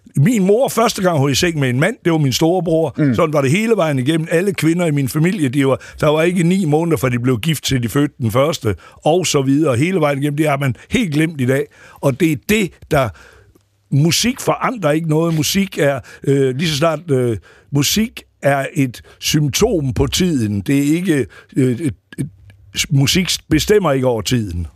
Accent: Aarhus, Central Denmark Region, Denmark; moved away as an adult; also born or lived in Faroe Islands / New York; jeg voksede op i Rigskov

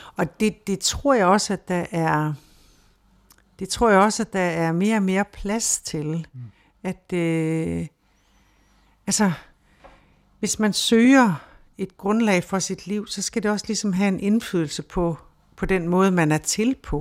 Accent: Denmark

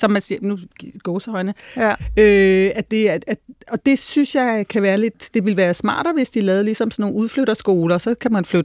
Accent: Denmark; born there; jeg taler godt dansk. Jeg, bare sådan, jamen, jeg er født i Danmark.

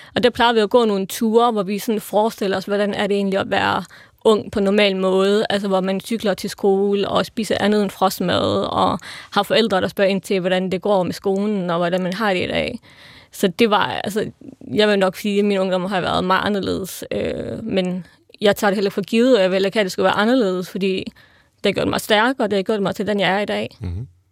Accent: Vejle, Southern Denmark, Denmark; jeg er jo født og opvokset i Vejle

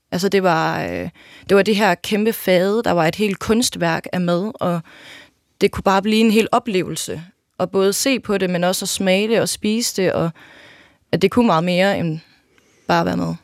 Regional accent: Jelling, Southern Denmark, Denmark; jeg er født og opvokset i Jelling

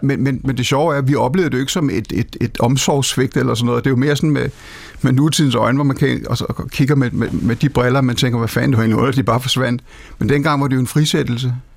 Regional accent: Denmark; moved away; Nellemos, hvor jeg kommer fra, som dengang var en meget, meget vital landsby

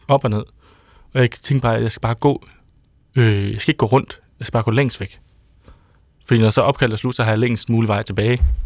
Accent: Odder, Central Denmark Region, Denmark; Jeg er fra Odder

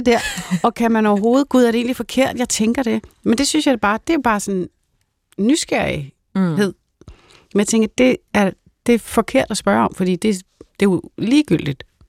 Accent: North Zealand, Capital Region of Denmark, Denmark; Jeg kommer fra Sjælland Lund, øh, som er Nordsjælland

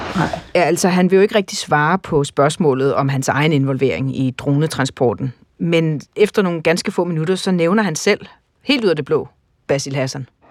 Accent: Denmark; jeg er en person fra Danmark

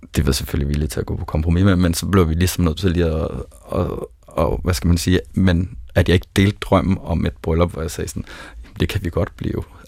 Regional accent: South Zealand, Denmark; Jeg er født på Sydsjælland og har gået i folkeskole med libaneser og palæstinenser

